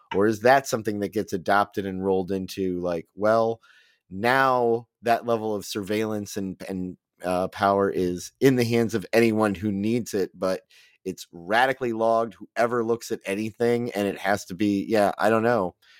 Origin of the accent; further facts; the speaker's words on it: United States; as an American